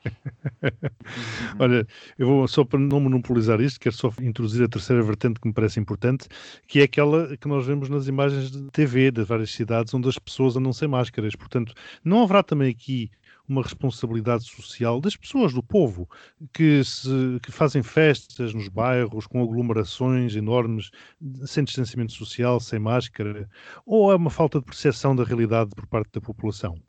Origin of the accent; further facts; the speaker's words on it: Mozambique; now in Portugal; Moçambique, de onde eu sou natural